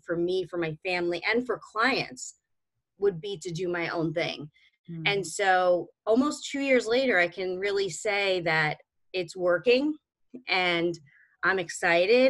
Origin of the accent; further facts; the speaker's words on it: New York City, New York, United States; I'm originally from Brooklyn and grew up in New York, basically grew up in New York City my whole life